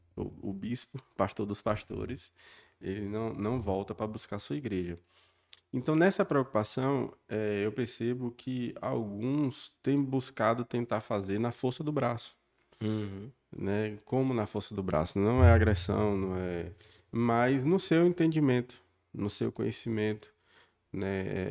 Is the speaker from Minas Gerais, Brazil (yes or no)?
no; southern Bahia, Brazil; moved away as an adult; also born or lived in Salvador / Itajibá / Jequié / Luís Eduardo Magalhães; now in Barreiras, Brazil; nasci no sul da Bahia, nasci em Salvador, na verdade, fui criado no sul da Bahia